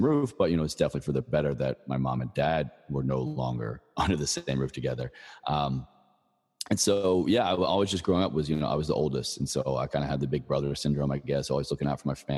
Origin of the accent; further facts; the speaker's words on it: Virginia, United States; moved away as an adult; I moved back to Virginia when I got out of the Army. You know, my home state, I went to college there